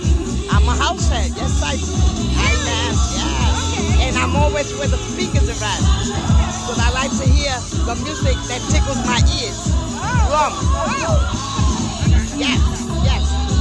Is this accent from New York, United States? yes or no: yes; New York City, New York, United States; I'm from Brooklyn.